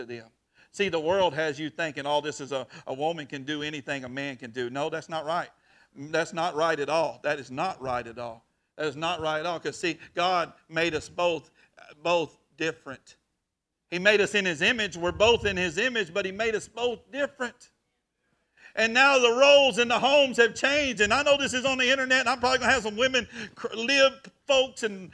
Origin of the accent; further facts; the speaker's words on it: Chilton, Texas, United States; I grew up in Chilton, Texas